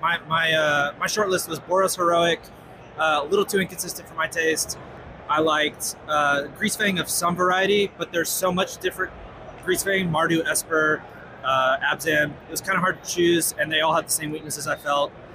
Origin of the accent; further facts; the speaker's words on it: Colorado, United States; I am from the Colorado area